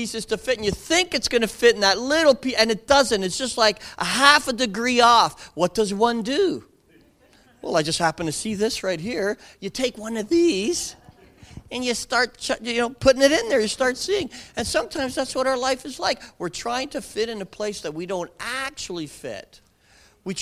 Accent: Canada; We in Canada

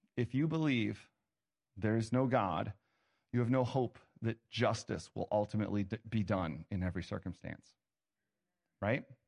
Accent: Ohio, United States; I was born in Ohio.

